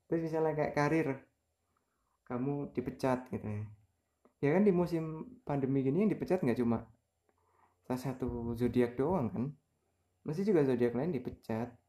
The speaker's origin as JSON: {"language": "Indonesian", "town": "Kudus", "region": "Central Java", "country": "Indonesia", "tie": "born or raised there", "said": "jadi saya TK besar udah mulai di Kudusnya TK Abad TK-nya di Kudus SD-nya di samping TK-nya itu SD Muhammadiyah itu Muhammadiyah satu"}